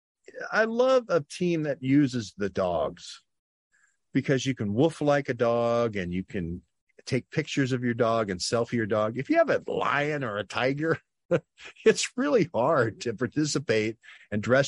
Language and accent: English; Cleveland, Ohio, United States; I'm from Cleveland